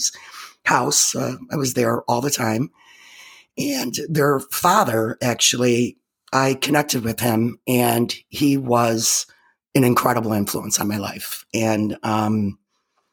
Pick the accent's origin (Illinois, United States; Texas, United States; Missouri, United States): Illinois, United States; Chicago; I was born in 1967 in Chicago